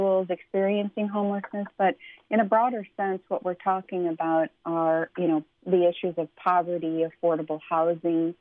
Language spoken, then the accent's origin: English; Chicago, Illinois, United States; I grew up in St. Symphorosis Parish in the city